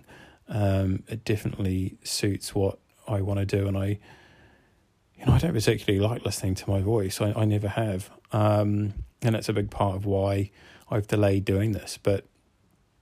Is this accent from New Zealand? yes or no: yes; New Zealand; now in Cardiff, United Kingdom; I grew up in New Zealand, so this is why my accent is the way that it is